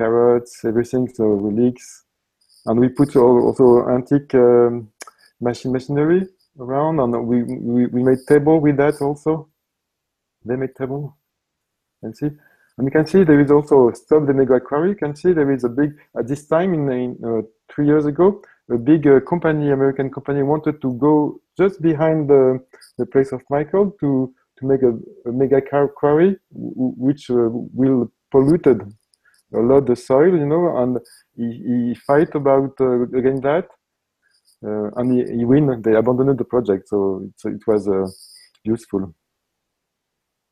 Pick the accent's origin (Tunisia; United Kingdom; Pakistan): Tunisia; English is a second language; moved away; I'm coming from Tunisia, my origin